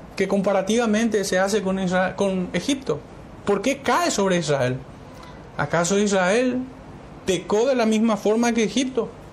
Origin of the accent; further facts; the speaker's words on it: Paraguay; como paraguayos